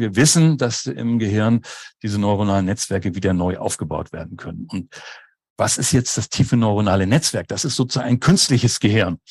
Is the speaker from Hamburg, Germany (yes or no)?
yes; Hamburg, Germany; moved away as an adult; now in Schleswig-Holstein, Germany; bin aber geborener und gebürtiger Hamburger